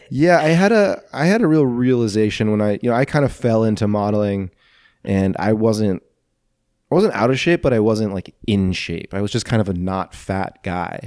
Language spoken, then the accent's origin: English; St. Louis, Missouri, United States; I grew up residential, Saint Louis